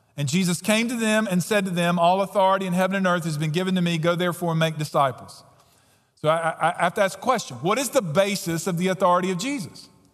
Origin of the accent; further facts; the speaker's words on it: United States; we as Americans